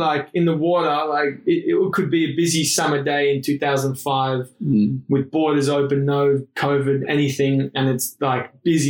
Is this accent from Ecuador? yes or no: no; Sydney, New South Wales, Australia; living in Bondi. I mean, I sort of grew up here